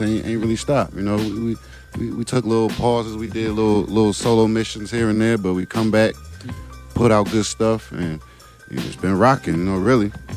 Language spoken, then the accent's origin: English; Cleveland, Ohio, United States; moved away; I'm from up north. I'm from Cleveland, right. Ohio